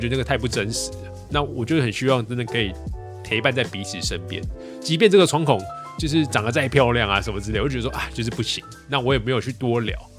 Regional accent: Taipei, Taiwan; also born or lived in Tainan; 我是台北人，在台北出生长大，可是嗯。我在台南，就我在成大读了六年书

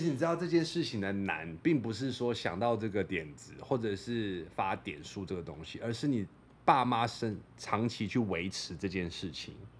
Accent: Australia; moved away; 我是澳洲长大的

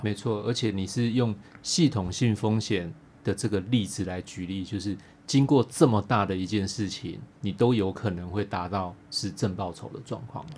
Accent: Taiwan; 台湾人相对于其他国家的人呢，我们从小在对地震就有做很多的准备啦

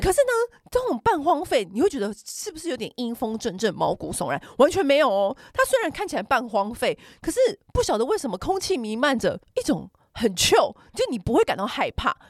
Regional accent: Taiwan; 我们小时候在台 北，或台湾吃章鱼烧

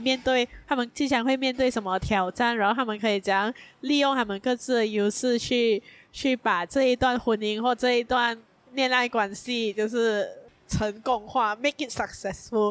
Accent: Malaysia; 我们身为一个马来西亚人，在身为一个平民百姓，在身为一个，呃，马来西亚的穷人

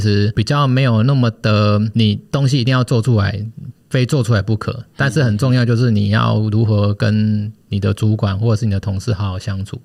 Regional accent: Taichung, Taiwan; 因为我台中人，然后离彰化又算蛮近的，然后又有亲戚

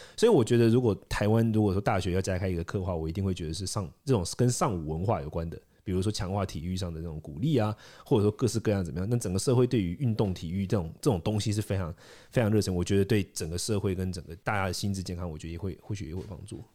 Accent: India; now in Taiwan; 我是在一个很辛苦的环境，印度长大

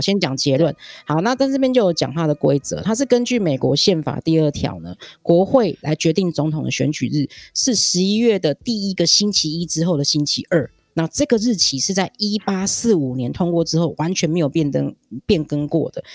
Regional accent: Taiwan; 我们台湾人民

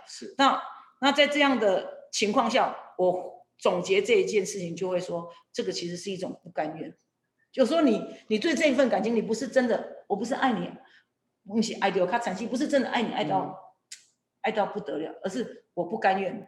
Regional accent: Kinmen County, Taiwan; 我从政的目的其实也是为我的家乡OK。为了金门

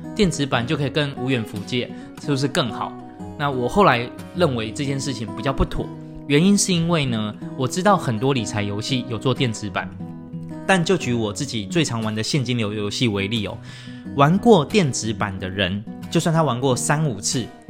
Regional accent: Taiwan; 我们台湾人一定懂的台积电

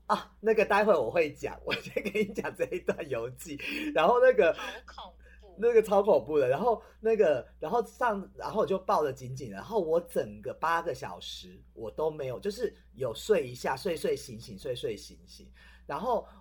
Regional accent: Taiwan; 我们其实台湾人

